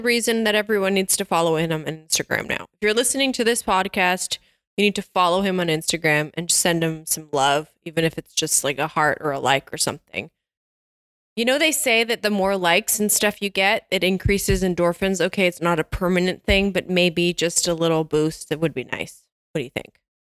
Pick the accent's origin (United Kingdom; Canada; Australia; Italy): Canada; being a Canadian